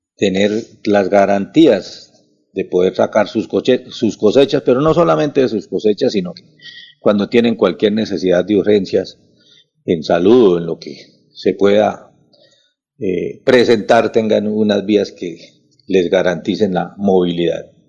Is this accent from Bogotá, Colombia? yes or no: no; La Paz, Santander, Colombia; yo soy una persona de La Paz, provincia de Vélez